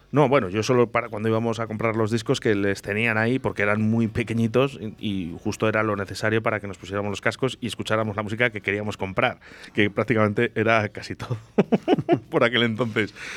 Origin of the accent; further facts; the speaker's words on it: Basque Country, Spain; moved away; yo vengo de Euskadi